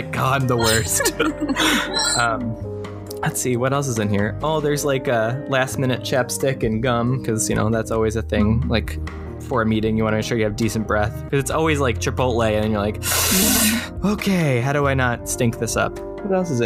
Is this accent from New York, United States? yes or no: yes; Long Island, New York, United States; moved away as an adult; now in Minneapolis, United States; I grew up on Long Island